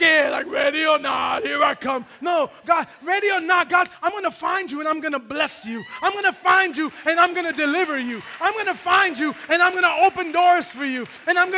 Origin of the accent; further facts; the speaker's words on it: New York City, New York, United States; it was high school, I was at Bronx Science